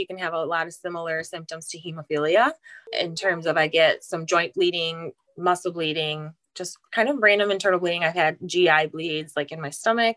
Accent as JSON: {"language": "English", "area": "halfway between Lansing and Detroit", "region": "Michigan", "country": "United States", "said": "I'm from Michigan, kind of halfway between Lansing and Detroit. And I married my high school sweetheart."}